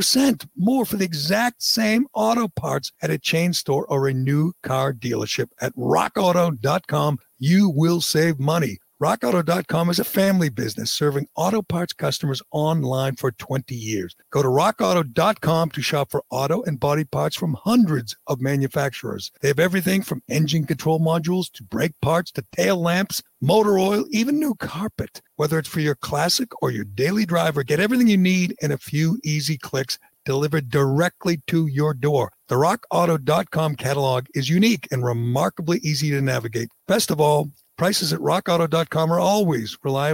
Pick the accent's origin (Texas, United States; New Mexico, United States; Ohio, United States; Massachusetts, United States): Massachusetts, United States; I'm from Massachusetts